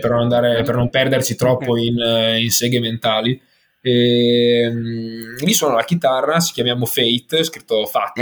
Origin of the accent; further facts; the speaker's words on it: Ferrara, Emilia-Romagna, Italy; now in Milan, Italy; Sono di Ferrara ma trapiantato a Milano